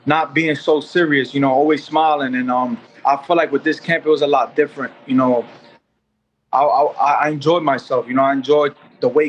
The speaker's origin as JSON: {"language": "English", "town": "New York City", "region": "New York", "country": "United States", "tie": "born or raised there", "also_born_or_lived": "Puerto Rico", "said": "my city, my hometown, Madison Square Garden"}